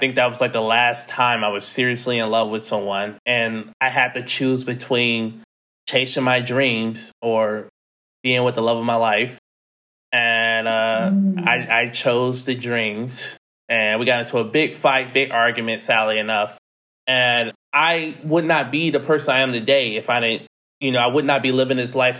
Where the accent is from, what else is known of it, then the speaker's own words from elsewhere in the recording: United States; moved away as an adult; being a American in some of these countries